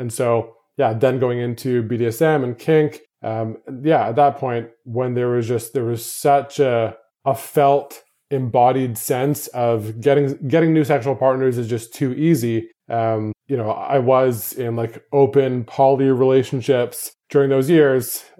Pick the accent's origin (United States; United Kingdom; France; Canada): Canada; moved away as an adult; my hometown, to Canada